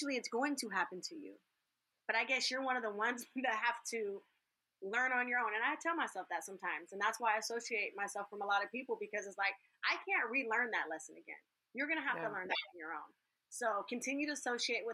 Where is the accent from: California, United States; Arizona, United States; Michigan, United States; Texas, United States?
California, United States; I'm from California.